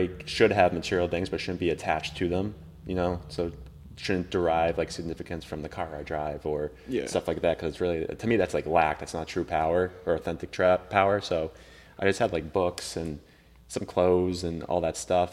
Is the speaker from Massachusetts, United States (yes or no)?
yes; Wakefield, Massachusetts, United States; moved away as an adult; now in Arizona, United States; from Wakefield, Massachusetts, town 20 minutes north of Boston, Massachusetts.